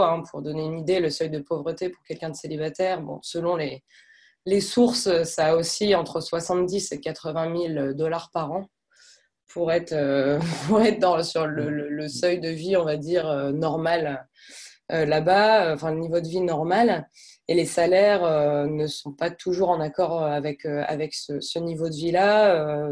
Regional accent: France; moved away as an adult; also born or lived in Lille / Canada; je suis française, j'ai 28 ans

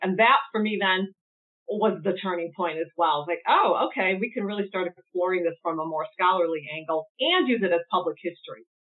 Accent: United States; So I'm American

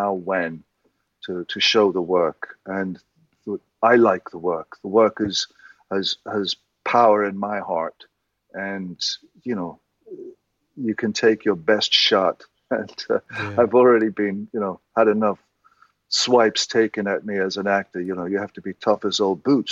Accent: Ireland; just being Irish and confessional

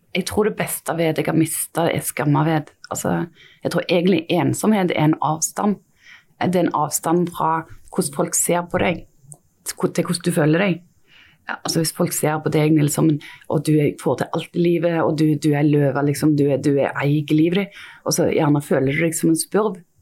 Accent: Stavanger area, Rogaland, Norway; jeg er jo fra Stavanger-området

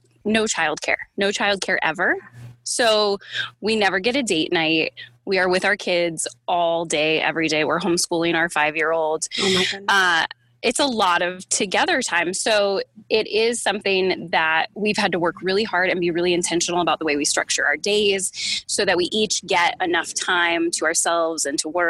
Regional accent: Northeast, United States; also born or lived in Connecticut / New York; I'm from Connecticut and New York

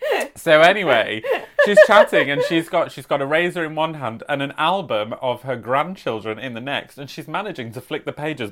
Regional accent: United Kingdom; accent: British; Nancy soon detected my British accent

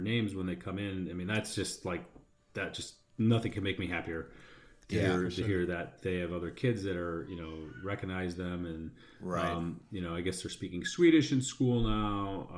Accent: Chicago, Illinois, United States; moved away as an adult; also born or lived in San Diego, United States; now in Sweden; I'm from Chicago

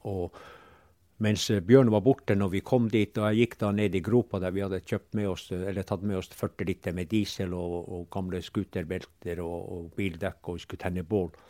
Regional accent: Pasvik, Finnmark, Norway; vi er bare en 1,5 km fra hjemplassen min, og her har jeg vokst

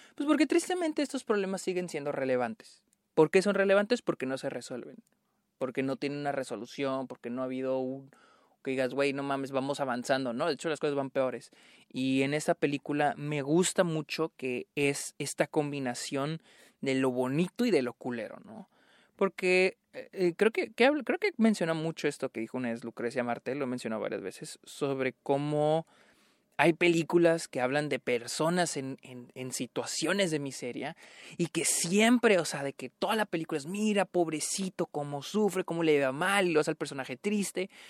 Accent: northern Mexico, Mexico; moved away; tristemente es lo que llegaba a mi, a mi ciudad natal

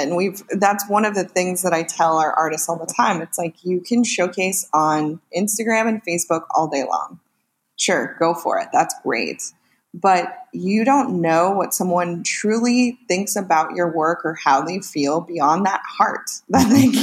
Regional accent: Northern California, United States; now in Los Angeles, United States; I'm originally from Northern California, where I lived with that big family

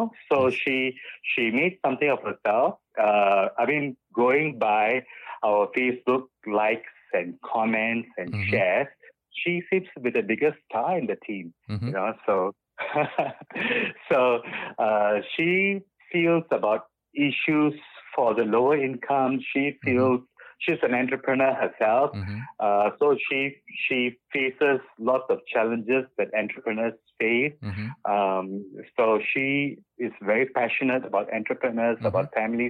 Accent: Singapore; also born or lived in Bukit Batok; In my younger days, I grew up, when I was in secondary school, I grew up in Clementi Avenue 2

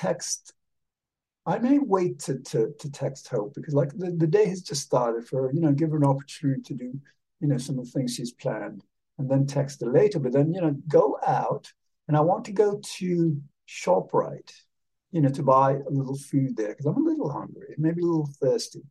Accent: Havana, Cuba; I was born in 1957 in Havana

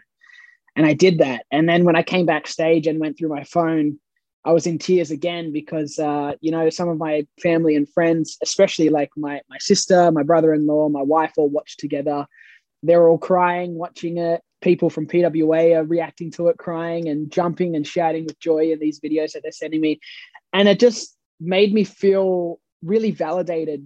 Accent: Australia; accent: Aussie Bogan; my Australian heritage and my Australian nationality. And I understand that because it's where I come from

